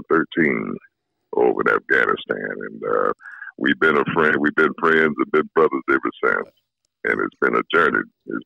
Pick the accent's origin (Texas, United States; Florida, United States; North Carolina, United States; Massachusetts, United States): Florida, United States; Orlando; I'm from Orlando, Florida.